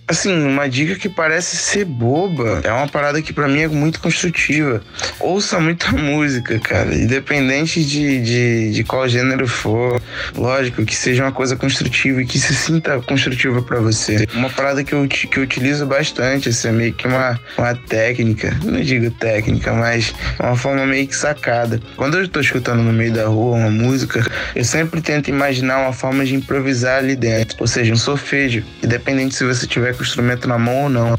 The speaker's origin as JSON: {"language": "Portuguese", "town": "Angra dos Reis", "region": "Rio de Janeiro", "country": "Brazil", "tie": "born or raised there", "also_born_or_lived": "Salvador, Bahia / Camaçari, Bahia", "said": "os meus oito anos, eu vim pra Angra, onde eu moro atualmente"}